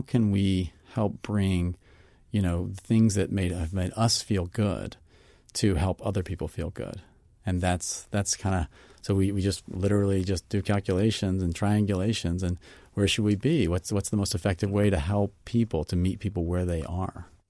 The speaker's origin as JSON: {"language": "English", "region": "Mississippi", "country": "United States", "said": "I'm from Mississippi"}